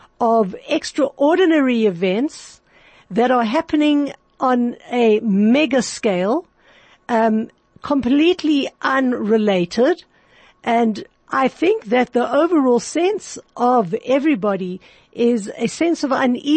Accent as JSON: {"language": "English", "town": "Johannesburg", "region": "Gauteng", "country": "South Africa", "tie": "born or raised there", "said": "my hometown of Johannesburg, my city town"}